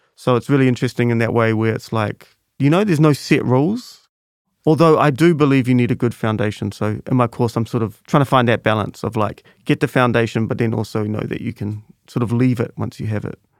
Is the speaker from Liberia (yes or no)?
no; Auckland, New Zealand; I grew up in Grayland, but then since then I've lived all over Central